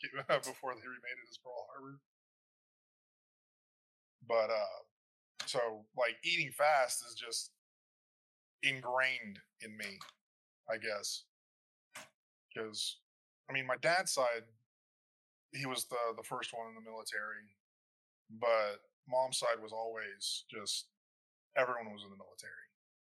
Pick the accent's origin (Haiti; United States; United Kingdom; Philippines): Philippines; born there; I was born in the Philippines.